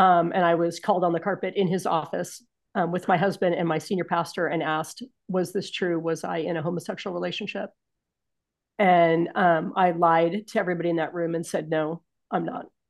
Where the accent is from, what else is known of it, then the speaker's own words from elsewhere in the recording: San Francisco, California, United States; moved away as an adult; also born or lived in Spokane area / Southern Idaho; I was born and raised in San Francisco, California